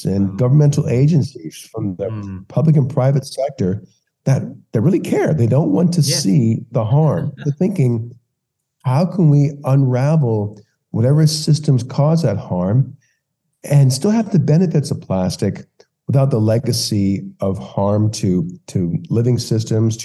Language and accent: English; Louisiana, United States; now in California, United States; I grew up in Louisiana. I grew up at the mouth of the Mississippi